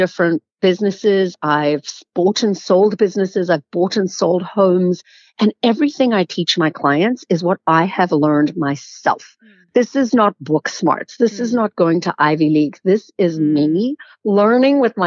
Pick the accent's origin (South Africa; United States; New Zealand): South Africa; I grew up in South Africa